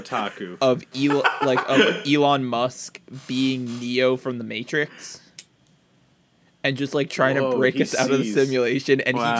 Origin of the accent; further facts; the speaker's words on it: Canada; When I was younger, I used to think growing up in Canada would not be something I would enjoy at all.